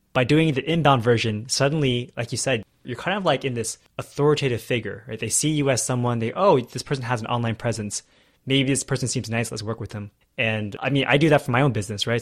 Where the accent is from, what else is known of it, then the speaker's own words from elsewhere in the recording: California, United States; now in Texas, United States; I was from California, now I moved to Texas